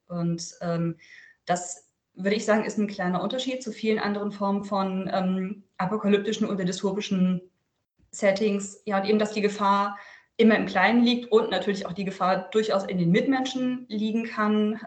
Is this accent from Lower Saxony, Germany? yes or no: yes; Lüneburg Heath, Lower Saxony, Germany; now in Verden, Germany; aus der Lüneburger Heide, wo ich übrigens aufgewachsen bin.